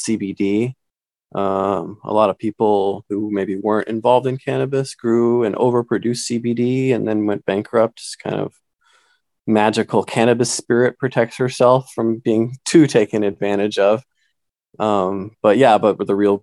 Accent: Santa Cruz, California, United States; I grew up in Santa Cruz

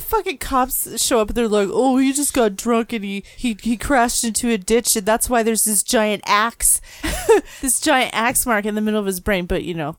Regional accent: Phoenix, Arizona, United States

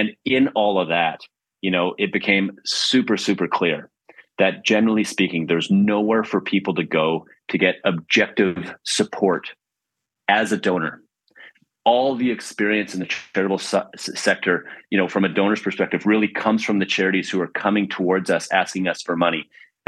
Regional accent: Vancouver, British Columbia, Canada; also born or lived in Prince George / Montreal; I am a BCite. I'm not sure if I've heard that term before. I'm from Vancouver, born in Prince George, actually. Lived there just for a minute, though, and been in Vancouver my whole life, other than a stint in Montreal, where I went to school at McGill

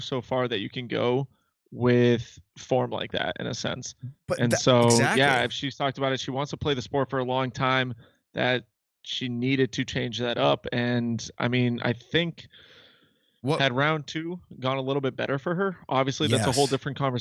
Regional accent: Massachusetts, United States; We're from Massachusetts. We're fast talkers.

